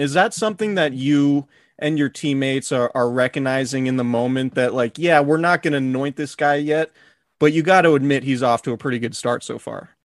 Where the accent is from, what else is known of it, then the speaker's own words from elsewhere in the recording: Santa Rosa, California, United States; from Santa Rosa, my hometown